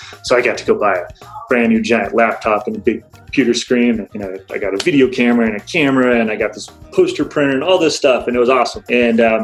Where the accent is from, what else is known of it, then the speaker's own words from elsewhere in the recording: Alaska, United States; I was born and raised in Alaska